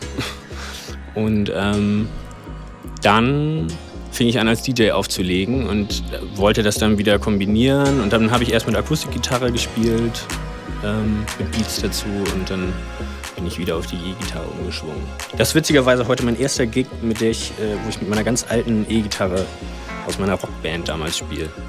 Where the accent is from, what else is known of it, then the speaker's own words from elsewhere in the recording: Hamburg, Germany; now in Berlin, Germany; ich bin ursprünglich aus Hamburg